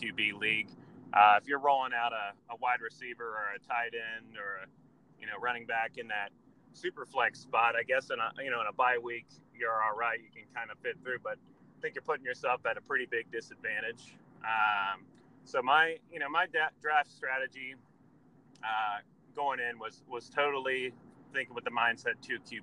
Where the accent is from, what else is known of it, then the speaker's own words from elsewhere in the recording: Columbus, Ohio, United States; moved away as an adult; now in Baltimore, United States; I'm from Columbus, Ohio